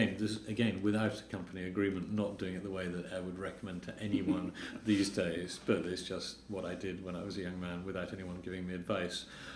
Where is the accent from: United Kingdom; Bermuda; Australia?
United Kingdom; Oxford, South East England; moved away as an adult; also born or lived in Cambridge; now in Poland; I grew up in Britain. I was born in Oxford, studied in Cambridge, and I moved to Poland. So, to some extent, I had a rather normal sort of middle-class public school, Oxbridge-y upbringing